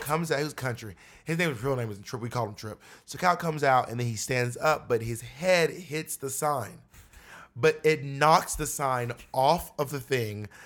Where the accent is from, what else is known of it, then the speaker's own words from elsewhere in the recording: Atlanta, Georgia, United States; also born or lived in Columbus; now in New York City, United States; I was born in Columbus, but I was raised in Atlanta.